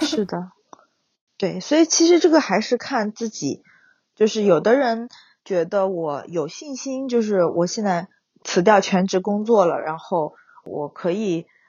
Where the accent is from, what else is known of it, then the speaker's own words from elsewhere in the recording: Wenzhou, Zhejiang, China; now in Huzhou, China; 我老家是温州